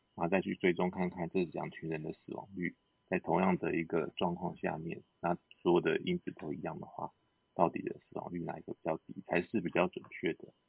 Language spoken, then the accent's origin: Chinese; Taiwan; 我们台湾人，也不是西班牙人